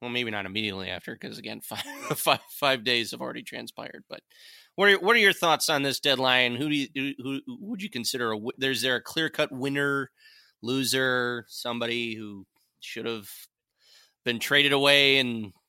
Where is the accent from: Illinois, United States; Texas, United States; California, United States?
Illinois, United States; Chicago; born there; moved away; also born or lived in Detroit; I was born in Chicago. I moved to Detroit in 97, so I was through the Chelios and Roenick years and stuff.